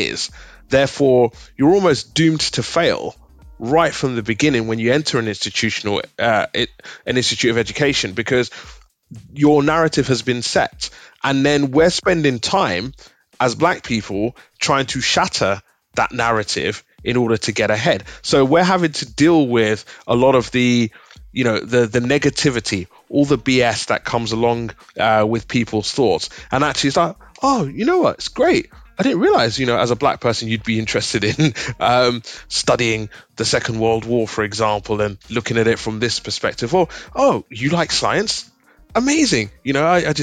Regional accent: United Kingdom; being a Nigerian born here in the UK

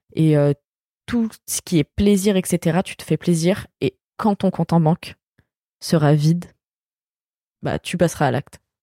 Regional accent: France; quand on est français

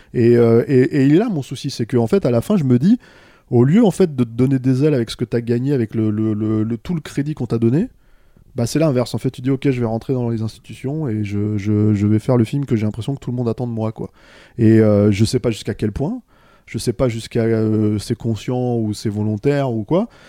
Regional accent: Paris, Île-de-France, France; je suis un parisien pur jus.

